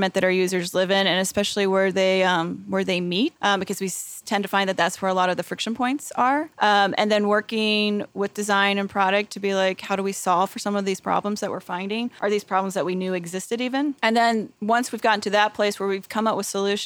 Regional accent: the South, United States; I am from the South

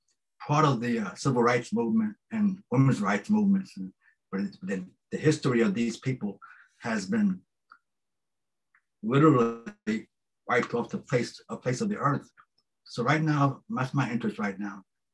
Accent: New York City, New York, United States; I was born in Harlem Hospital many years ago, and I was raised in Harlem.

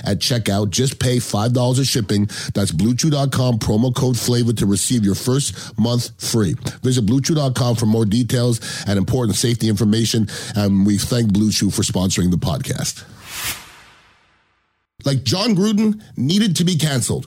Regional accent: United States; I'm American

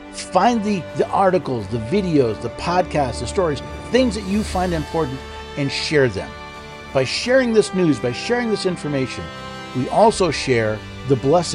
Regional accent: upstate New York, United States; moved away as an adult; now in Middle Tennessee, United States; I moved from the Empire. I lived in upstate New York most of my life. Actually, I was born in the city, moved there, got fed up with the Empire, ended up in Middle Tennessee, outside of Nashville.

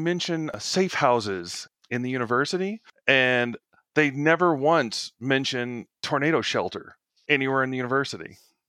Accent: East Texas, United States; Maybe it's because I'm from East Texas.

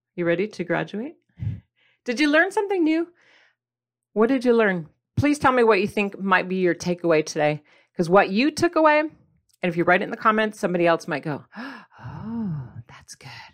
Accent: Midwest, United States; I grew up in the Midwest

